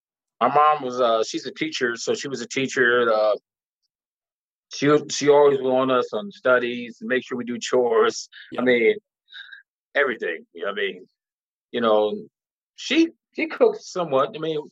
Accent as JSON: {"language": "English", "town": "Philadelphia", "region": "Pennsylvania", "country": "United States", "tie": "born or raised there", "moved": "yes", "lives_now": "Arizona, United States", "said": "I grew up in Southwest Philadelphia. Okay. Southwest. It's like University of like Drexel and Penn around that area. So Southwest Philadelphia."}